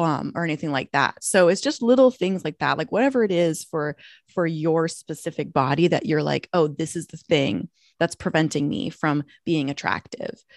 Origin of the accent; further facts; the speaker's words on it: Minnesota, United States; moved away as an adult; now in Los Angeles, United States; I'm from Minnesota originally